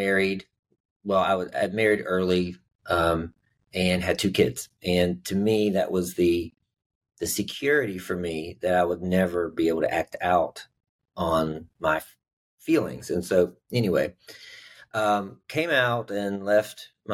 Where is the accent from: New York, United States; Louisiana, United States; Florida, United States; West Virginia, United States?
West Virginia, United States; I grew up in West Virginia